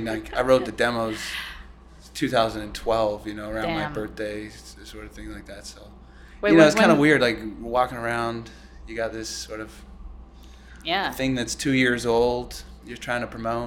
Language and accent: English; Vancouver, British Columbia, Canada; I grew up in Vancouver.